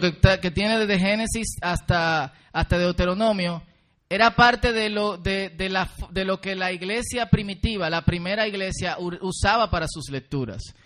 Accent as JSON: {"language": "Spanish", "country": "Dominican Republic", "said": "Nosotros como dominicanos"}